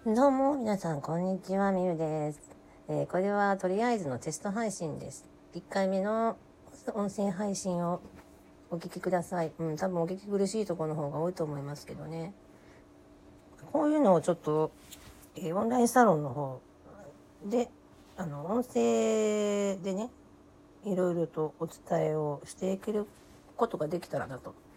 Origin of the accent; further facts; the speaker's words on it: Kansai, Japan; accent: Kansai dialect; 関西人なんで、関西弁で喋ります。